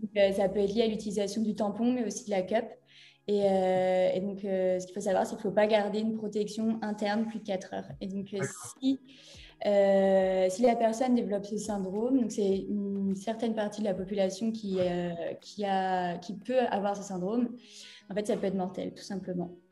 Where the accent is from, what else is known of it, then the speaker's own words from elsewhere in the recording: Brittany, France; je suis également bretonne